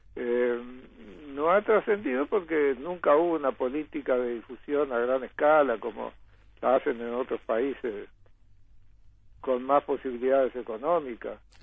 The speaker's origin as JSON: {"language": "Spanish", "region": "northern Uruguay", "country": "Uruguay", "also_born_or_lived": "Montevideo", "said": "vos sos el norteño que venís con influencia de Brasil"}